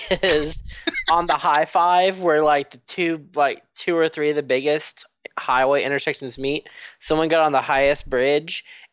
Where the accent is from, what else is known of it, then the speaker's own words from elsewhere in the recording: Texas, United States; I'm Texan.